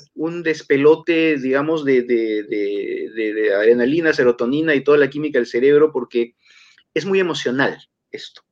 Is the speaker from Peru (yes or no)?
yes; Peru; now in Lima, Peru; Como peruano